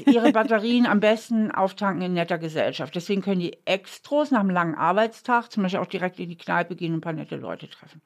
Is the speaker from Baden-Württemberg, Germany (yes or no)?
no; Hamburg, Germany; now in Trier, Germany; ich bin ja aufgewachsen in Hamburg